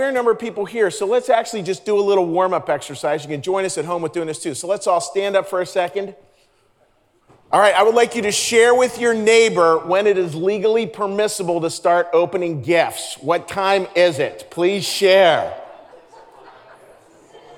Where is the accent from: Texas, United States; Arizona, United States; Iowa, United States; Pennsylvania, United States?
Pennsylvania, United States; Pittsburgh; I grew up in Pittsburgh, Pennsylvania